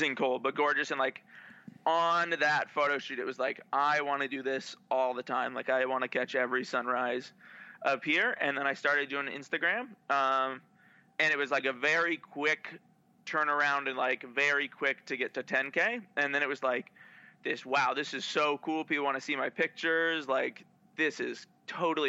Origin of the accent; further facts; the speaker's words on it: Olympia, Washington, United States; moved away as an adult; now in San Diego, United States; I grew up in Olympia, Washington, and shot all around Washington when I was younger.